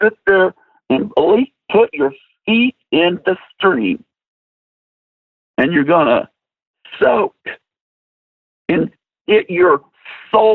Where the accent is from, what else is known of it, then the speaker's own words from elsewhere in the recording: Nashville, Tennessee, United States; I'm from Nashville, Tennessee